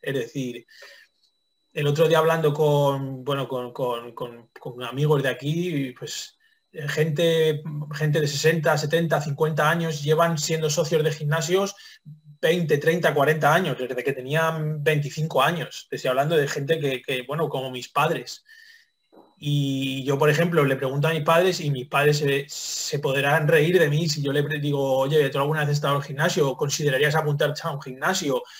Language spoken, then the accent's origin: Spanish; Toledo, Castilla-La Mancha, Spain; moved away; yo soy toledano